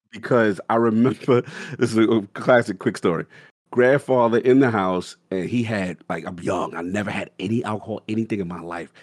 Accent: New York City, New York, United States; I grew up in South Bronx, five minutes away from Yankee Stadium

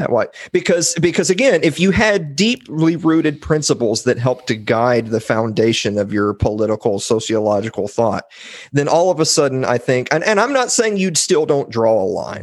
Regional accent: Columbia, Tennessee, United States; I'm from Columbia, Tennessee, which is the home of President James K. Polk.

